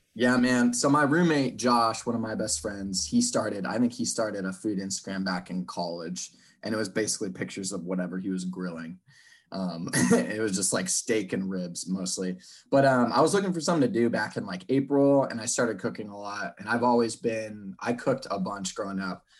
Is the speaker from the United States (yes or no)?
yes; Seattle, Washington, United States; born and raised in Seattle